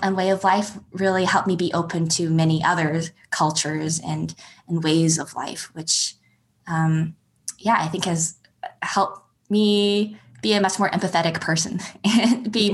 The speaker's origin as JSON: {"language": "English", "town": "Calgary", "region": "Alberta", "country": "Canada", "tie": "born or raised there", "also_born_or_lived": "Edmonton, Alberta", "said": "I grew up in Alberta. I was born in Edmonton and grew up in Calgary."}